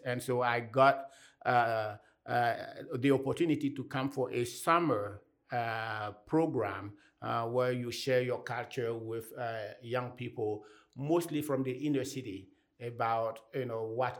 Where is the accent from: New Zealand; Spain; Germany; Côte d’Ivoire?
Côte d’Ivoire; first language Anyi; English is a second language; moved away as an adult; also born or lived in Bloomington, Indiana / Pasadena, California; now in United States; I come from the Ivory Coast. That's where I was born and I grew up.